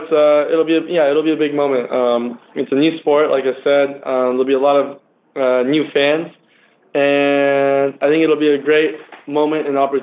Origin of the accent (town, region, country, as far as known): Huntington Beach, California, United States; born or raised there